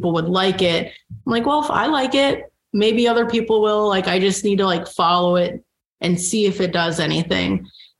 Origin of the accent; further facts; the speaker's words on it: Baltimore, Maryland, United States; moved away as an adult; also born or lived in Jersey City; now in Kansas City, United States; growing up in Baltimore